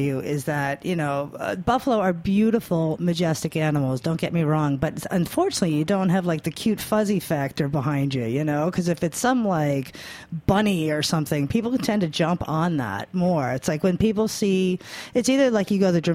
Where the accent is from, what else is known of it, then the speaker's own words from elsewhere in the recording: New York, United States; I'm a New Yorker